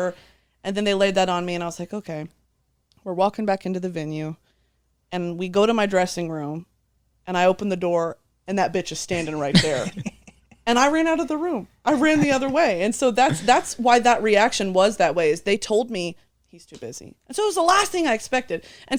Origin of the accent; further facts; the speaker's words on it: Texas, United States; also born or lived in South Korea; I grew up in Texas, and they make you take a foreign language from like sixth grade onward. So I was taking it. Well, I lived in South Korea in sixth grade.